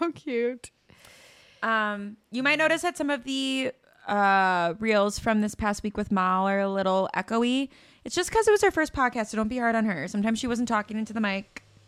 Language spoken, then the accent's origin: English; Chicago, Illinois, United States; growing up in Chicago